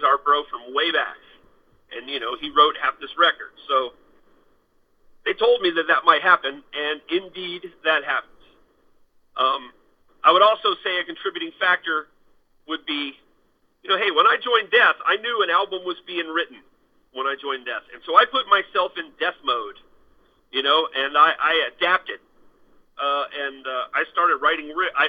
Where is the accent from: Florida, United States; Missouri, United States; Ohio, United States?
Florida, United States; also born or lived in Germany; And then, you know, we're all from Florida, but I was an Army brat, so I lived all over the world, including Germany for 6 years, you know, while I was coming up.